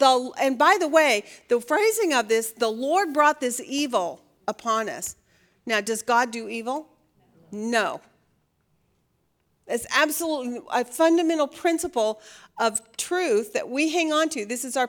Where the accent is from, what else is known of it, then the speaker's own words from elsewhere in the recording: Oregon, United States; I should know this because I grew up in Oregon.